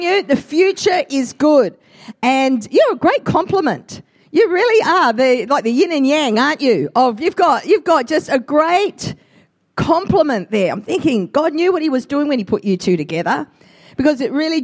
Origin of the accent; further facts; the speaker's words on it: Australia; I'm an Australian-Italian mix